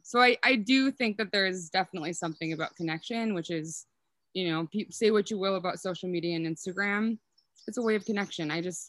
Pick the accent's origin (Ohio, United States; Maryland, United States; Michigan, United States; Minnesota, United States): Minnesota, United States; Willmar; accent: Minnesotan; now in Sandpoint, United States; I don't think I have a strong Minnesotan accent. So I'm from Wilmer, and then I graduated from my first undergraduate degree from the U of M.